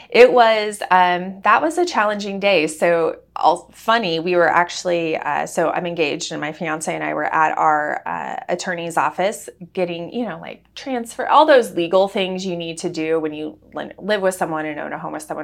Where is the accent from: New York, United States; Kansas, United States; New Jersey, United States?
Kansas, United States; Wichita; moved away; we're from Wichita